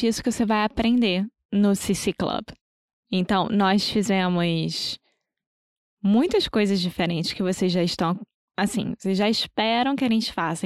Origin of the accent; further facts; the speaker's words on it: Brazil; nós somos brasileiros independentemente de onde estivermos morando